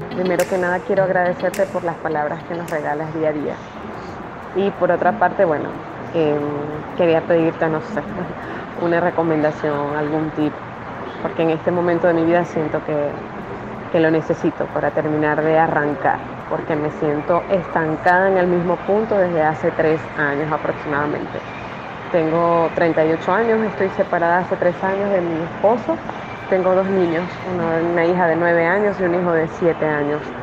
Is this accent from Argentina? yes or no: no; Venezuela; now in Ecuador; yo estoy en Ecuador, somos venezolanos.